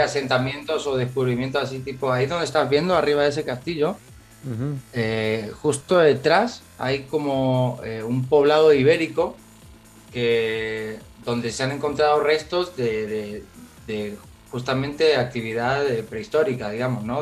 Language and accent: Spanish; Argentina; yo soy, obviamente, de Argentina y, y, bueno, no solo por ser argentino